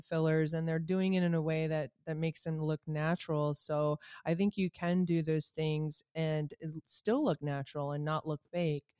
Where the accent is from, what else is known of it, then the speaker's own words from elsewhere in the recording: Rhode Island, United States; I'm from Rhode Island.